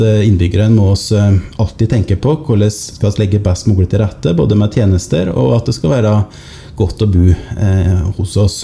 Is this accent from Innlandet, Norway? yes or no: yes; Otta, Innlandet, Norway; now in Lillehammer, Norway; jeg er fra Otta. Bor nå på Lillehammer